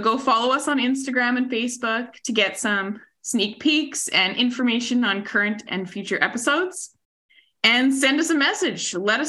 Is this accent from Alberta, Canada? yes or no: no; Saskatchewan, Canada; I'm from Saskatchewan.